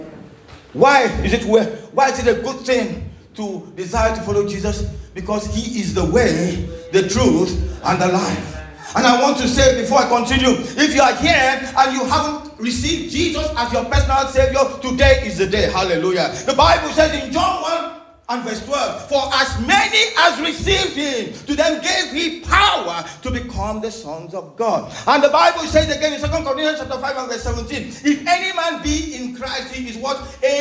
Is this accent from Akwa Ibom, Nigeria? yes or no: yes; Oron, Akwa Ibom, Nigeria; my hometown, Oron, is a fishing port.